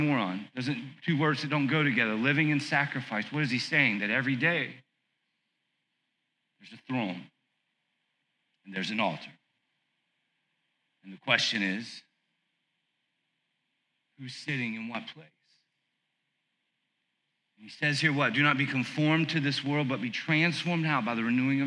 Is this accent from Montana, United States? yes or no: no; South Carolina, United States; I grew up in South Carolina watching WWF